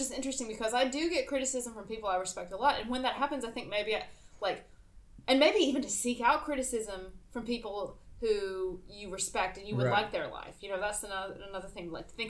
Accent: South Carolina, United States; Yeah, I grew up in South Carolina.

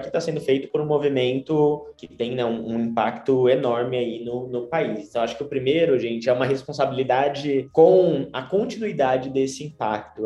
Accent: Tupã, São Paulo, Brazil; sou de Tupã, é uma cidade no interior do estado de São Paulo.

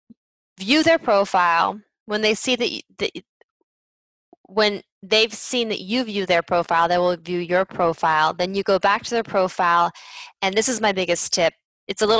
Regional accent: United States; moved away as an adult; also born or lived in Spain / France; As an American

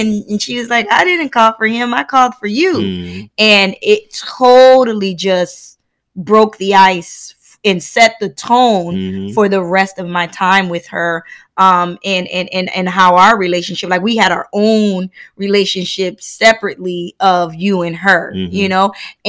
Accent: United States; I remember, you know, you're Haitian, I'm Black American.

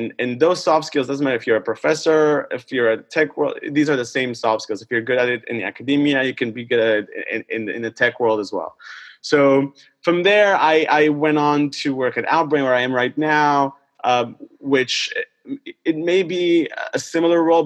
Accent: Israel; moved away; it all started back in Israel. I'm originally from Israel.

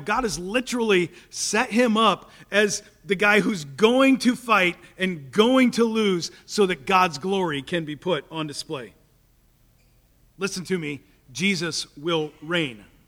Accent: Topeka, Kansas, United States; I grew up in Topeka

